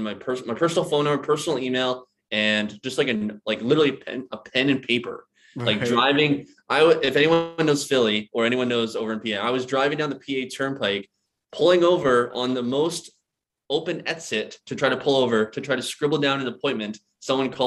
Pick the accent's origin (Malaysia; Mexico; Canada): Canada; British Columbia; moved away as an adult; also born or lived in Philadelphia, United States; my hometown over in British Columbia